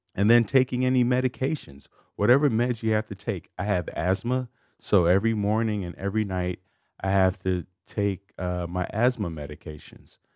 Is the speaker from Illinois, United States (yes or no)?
yes; Chicago, Illinois, United States; I grew up in Chicago